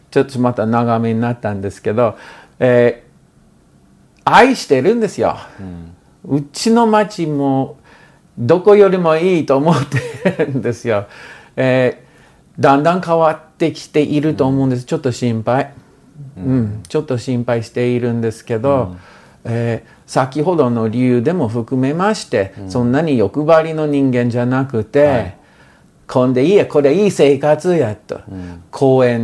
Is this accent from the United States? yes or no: yes; Portland, Oregon, United States; Japanese is a second language; 自分のあ私ポートラン生まれ育ち19で大学行ってほんで2年生は日本まあ高校時代はもう日本語を勉強していたんですよ